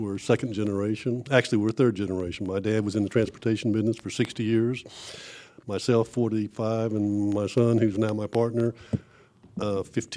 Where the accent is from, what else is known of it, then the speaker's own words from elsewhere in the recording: Texas, United States; We're from Texas